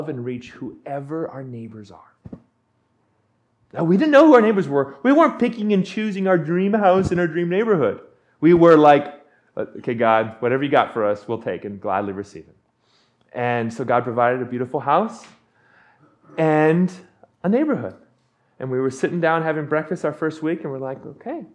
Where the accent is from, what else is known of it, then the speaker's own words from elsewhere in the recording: Big Island, Hawaii, United States; moved away as an adult; now in Portland, United States; I'm from Hawaii. And she, we got married, and we moved back to my hometown on the Big Island